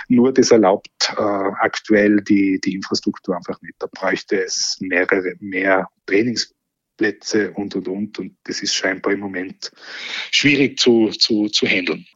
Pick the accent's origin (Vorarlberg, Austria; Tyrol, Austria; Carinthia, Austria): Tyrol, Austria; Innsbruck; als Innsbrucker